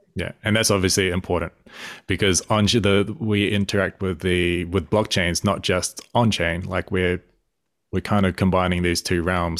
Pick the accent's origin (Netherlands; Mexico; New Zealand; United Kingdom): New Zealand; I'm a Kiwi myself. I'm a Māori, so Indigenous New Zealander